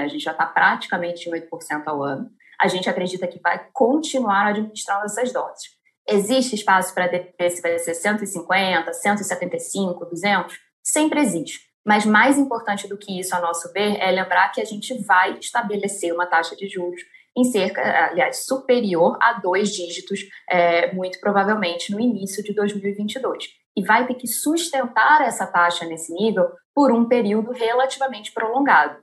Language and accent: Portuguese; Brazil; como brasileiros